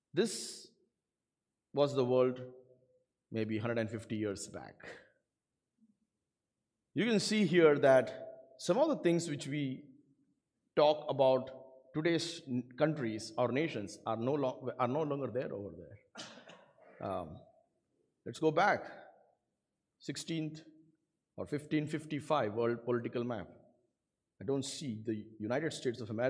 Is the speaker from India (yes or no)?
yes; India; English is a second language; moved away; I come from India